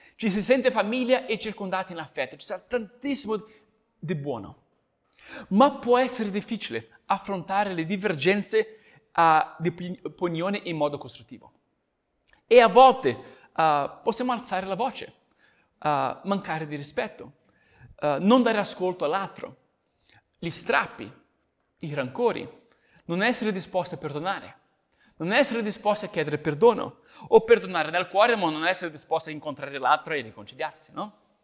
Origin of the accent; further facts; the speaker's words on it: Brazil; moved away; come brasiliano